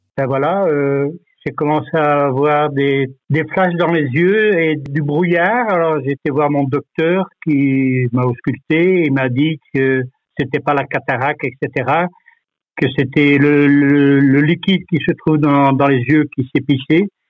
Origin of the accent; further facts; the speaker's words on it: France; now in Anderlecht, Belgium; chez nous en France